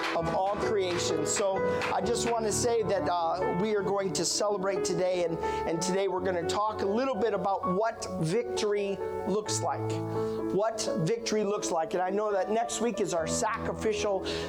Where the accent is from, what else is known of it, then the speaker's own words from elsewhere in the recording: Iowa, United States; I was born and raised in Iowa